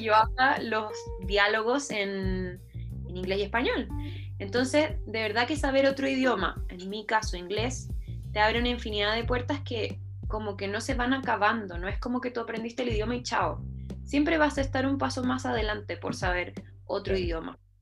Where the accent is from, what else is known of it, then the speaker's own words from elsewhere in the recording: Santiago, Santiago Metropolitan Region, Chile; Soy chilena, soy de Santiago